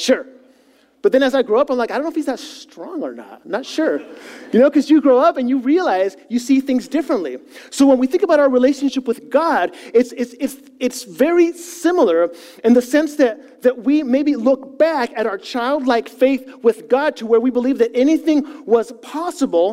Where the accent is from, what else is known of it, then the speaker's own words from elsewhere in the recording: Chile; moved away; Now, I grew up in South America